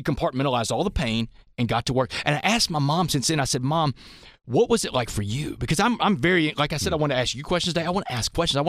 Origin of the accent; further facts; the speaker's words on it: Texas, United States; And this is Texas, man. Texas high school football. It's like a religion in my home state.